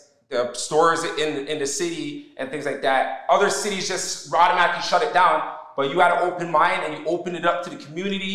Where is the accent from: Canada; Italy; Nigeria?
Canada; I was born here in Canada